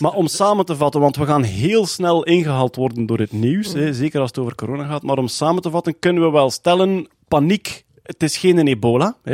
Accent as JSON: {"language": "Dutch", "region": "East Flanders", "country": "Belgium", "also_born_or_lived": "Ghent", "said": "ik ben een Oost-Vlaming"}